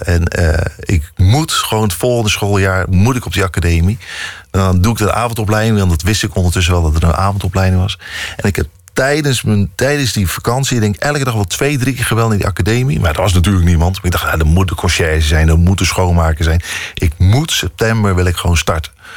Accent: Dordrecht, South Holland, Netherlands; moved away as an adult; also born or lived in Rotterdam; Ik ben in Dordrecht opgegroeid

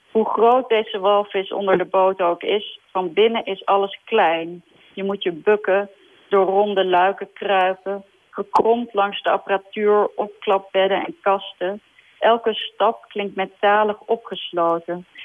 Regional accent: Denmark; born there; also born or lived in Sweden; volgens mij ben ik in Denemarken geboren en heb ik in Zweden gewoond. En vandaar dat ik eh, zo nu en dan ook de Scandinavische kranten check.

